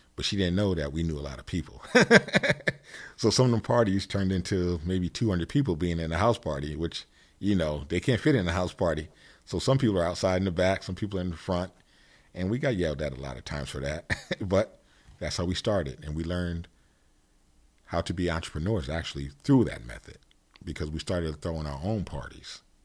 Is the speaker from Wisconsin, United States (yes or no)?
no; Stratford, Connecticut, United States; also born or lived in Bridgeport, Connecticut; I grew up in Connecticut. Yes, I did. Yes, I did. And, um, Bridgeport, Stratford area